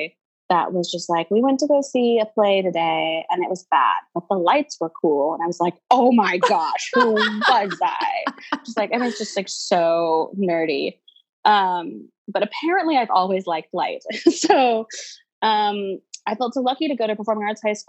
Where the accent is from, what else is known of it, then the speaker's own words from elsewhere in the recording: Houston, Texas, United States; I grew up in Houston